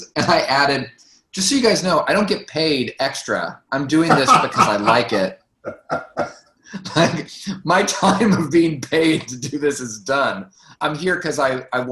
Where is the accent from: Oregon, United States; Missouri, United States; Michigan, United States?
Missouri, United States; St. Joseph; moved away as an adult; also born or lived in Chicago; now in New York, United States; I was born and raised in St. Joe.